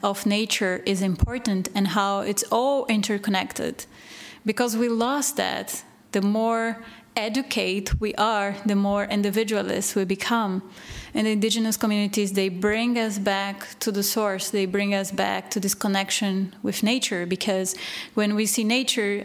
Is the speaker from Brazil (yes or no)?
yes; Recife, Pernambuco, Brazil; moved away as an adult; also born or lived in Belgium; now in Portugal; I am from Recife, and they have indigenous communities there too.